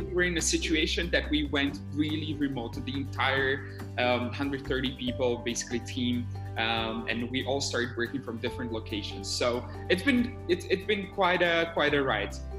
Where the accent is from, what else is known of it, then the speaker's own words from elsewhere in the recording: Bratislava, Bratislava Region, Slovakia; currently, I'm based in my hometown in Bratislava.